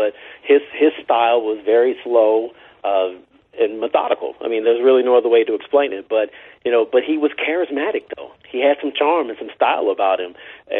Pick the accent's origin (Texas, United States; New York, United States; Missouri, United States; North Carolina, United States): Missouri, United States; St. Louis; also born or lived in Chicago; I was born in Chicago, but I grew up here in St. Louis